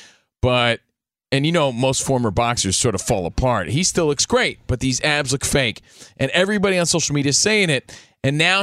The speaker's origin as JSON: {"language": "English", "region": "New Jersey", "country": "United States", "said": "I'm from Jersey."}